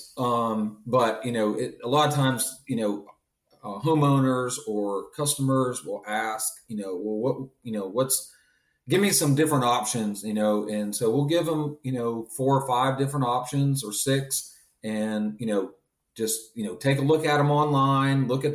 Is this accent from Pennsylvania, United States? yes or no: yes; Pennsylvania, United States; moved away; Me growing up in Pennsylvania